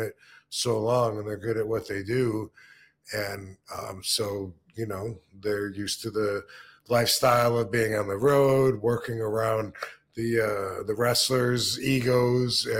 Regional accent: Battle Creek, Michigan, United States; my hometown in Battle Creek

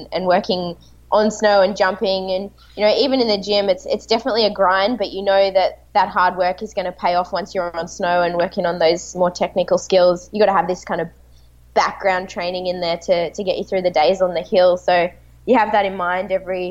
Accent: Melbourne, Victoria, Australia; Melbourne, my hometown

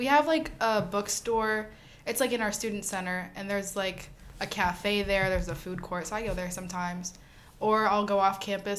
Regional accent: New Jersey, United States; moved away as an adult; now in Tallahassee, United States; I am a freshman at Florida A&M University, and I am from New Jersey, which is fun.

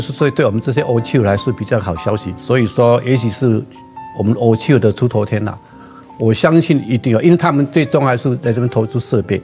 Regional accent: Gangshan, Kaohsiung, Taiwan; 我的故乡那边，冈山路

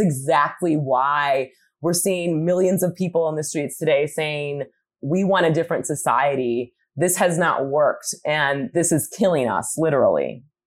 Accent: Michigan, United States; my home state of Michigan

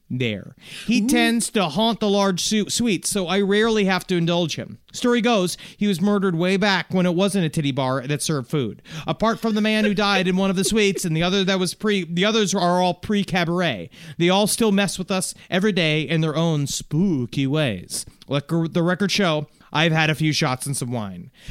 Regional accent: Chicago, Illinois, United States; But I'm from Chicago. I'm from Chicagoland and now working at this fine establishment.

